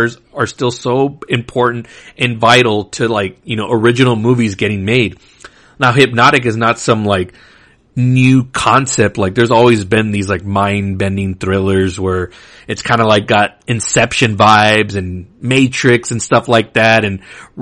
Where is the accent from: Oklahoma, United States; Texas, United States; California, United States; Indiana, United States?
Texas, United States; Laredo; Laredo, my hometown